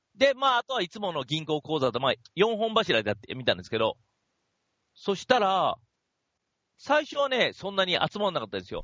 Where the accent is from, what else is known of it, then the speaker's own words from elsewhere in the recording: Kashiwa, Chiba, Japan; 僕の地元、僕、千葉の柏に住んですけど